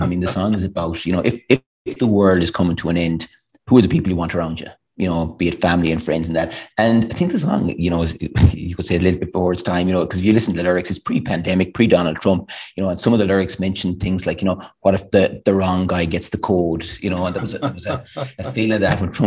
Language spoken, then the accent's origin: English; Ballinrobe, Connacht, Ireland; I'm from Ballinrobe, you know, it's a small town. We grown up, I thought it was a big town